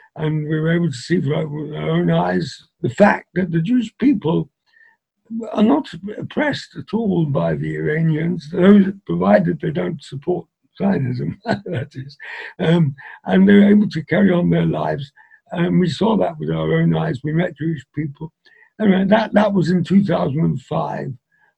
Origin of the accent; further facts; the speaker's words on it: England, United Kingdom; Because I was brought up in England, I was able to speak easier in English than a lot of them.